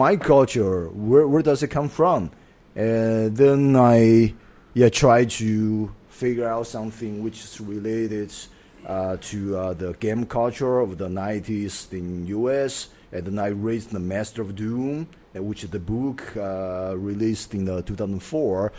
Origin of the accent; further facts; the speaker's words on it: Chengdu, Sichuan, China; English is a second language; moved away; also born or lived in Hong Kong; I was born in Chengdu. I grew up there.